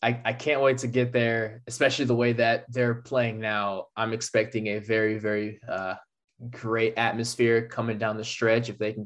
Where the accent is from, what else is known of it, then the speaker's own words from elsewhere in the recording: California, United States; moved away as an adult; also born or lived in Minnesota; I'm born and raised in California. I go to Minnesota.